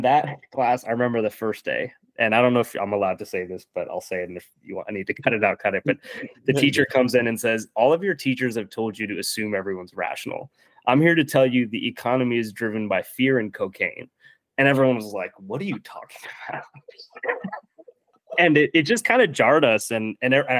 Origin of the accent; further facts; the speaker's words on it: Virginia, United States; moved away as an adult; also born or lived in Minneapolis; I grew up in Virginia